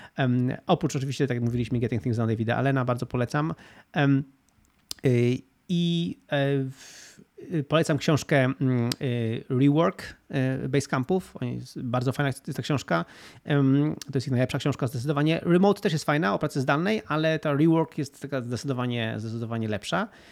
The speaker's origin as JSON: {"language": "Polish", "town": "Gdynia", "region": "Pomeranian Voivodeship", "country": "Poland", "also_born_or_lived": "Spain", "said": "W Polsce jestem w Gdyni, to jest moje miasto, skąd pochodzę, tam mam blisko rodzinę"}